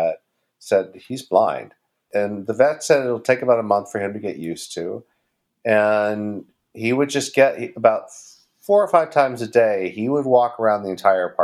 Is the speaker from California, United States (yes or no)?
yes; California, United States; now in New York, United States; I'm not from New York. I'm from California.